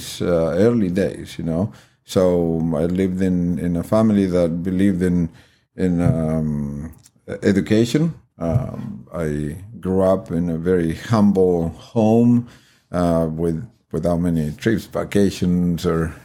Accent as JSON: {"language": "English", "country": "Argentina", "tie": "born or raised there", "moved": "as an adult", "lives_now": "United States", "said": "I'm originally from Argentina"}